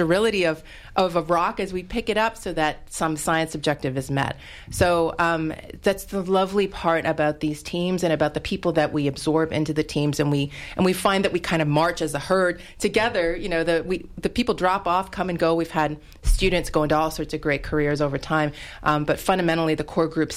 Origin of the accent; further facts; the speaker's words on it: Canada; moved away as an adult; now in United States; I'm originally from Canada